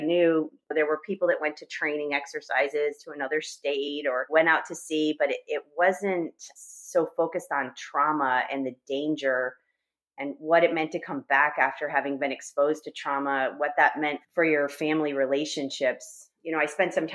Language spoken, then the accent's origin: English; Massachusetts, United States; moved away as an adult; also born or lived in Washington State; I'm from New England, right? I'm from Massachusetts.